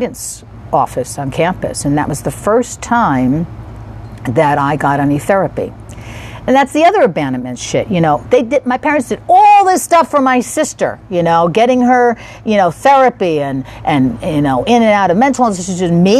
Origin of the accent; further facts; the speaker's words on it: East Coast, United States; I'm from the East Coast